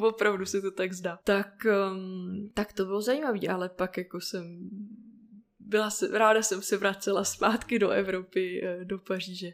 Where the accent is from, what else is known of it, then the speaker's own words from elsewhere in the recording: Plzeň, Plzeň Region, Czechia; jsem se narodila v Plzni